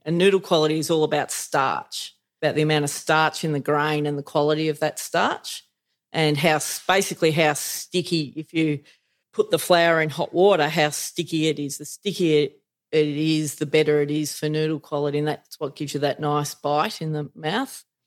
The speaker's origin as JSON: {"language": "English", "town": "Elmore", "region": "Victoria", "country": "Australia", "tie": "born or raised there", "said": "I grew up in Elmore, which is uh, 200 k's north of Melbourne"}